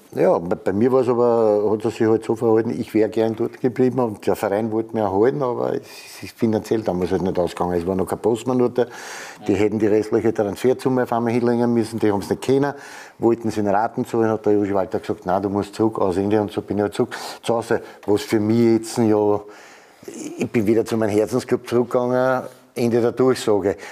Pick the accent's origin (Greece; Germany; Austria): Austria; Vienna; wir sich ja zwei Jahre lang häkeln lassen müssen von den Salzburger